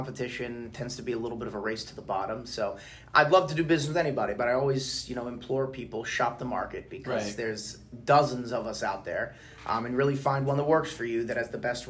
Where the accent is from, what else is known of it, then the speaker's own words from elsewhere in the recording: Baltimore, Maryland, United States; I grew up in Baltimore